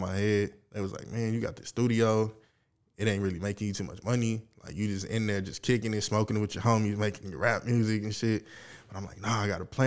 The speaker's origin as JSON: {"language": "English", "region": "the South", "country": "United States", "said": "I'm really from the South"}